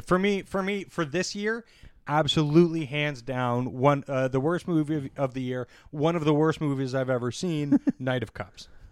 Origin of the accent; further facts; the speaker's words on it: Canada; as a Canadian